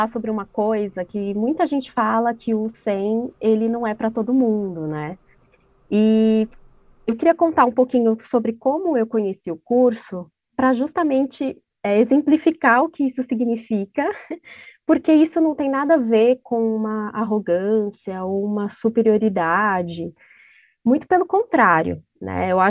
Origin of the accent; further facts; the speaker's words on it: São Paulo, Brazil; Eu estou falando de São Paulo, mais especificamente aqui da região próxima à Avenida Paulista.